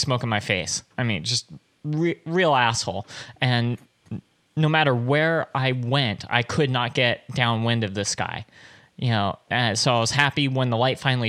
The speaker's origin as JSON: {"language": "English", "town": "Anaheim", "region": "California", "country": "United States", "tie": "born or raised there", "said": "I grew up in in Anaheim, which is mostly flat"}